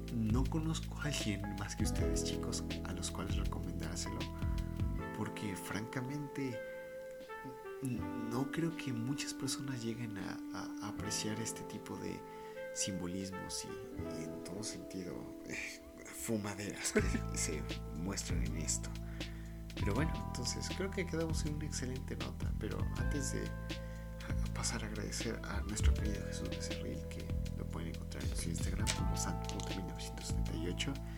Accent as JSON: {"language": "Spanish", "country": "Mexico", "said": "queramos o no, fuimos creados como mexicanos"}